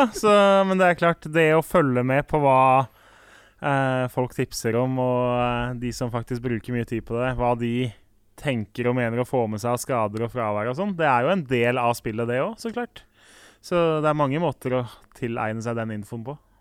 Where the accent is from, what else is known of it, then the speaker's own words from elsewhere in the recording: Oslo, Norway; Jeg er fra Årvoll